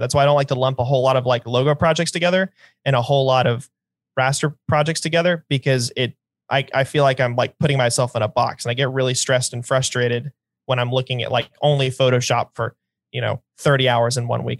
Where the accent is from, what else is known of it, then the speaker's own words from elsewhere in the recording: North Carolina, United States; I'm from North Carolina